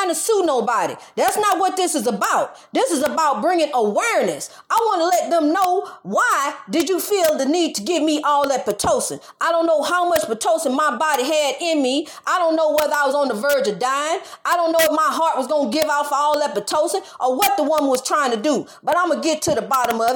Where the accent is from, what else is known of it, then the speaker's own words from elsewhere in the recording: St. Louis, Missouri, United States; I'm from St. Louis area